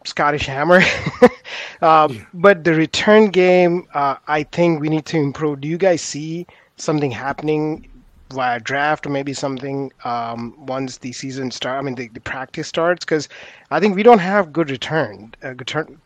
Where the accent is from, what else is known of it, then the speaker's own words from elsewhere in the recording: India; moved away; I grew up in India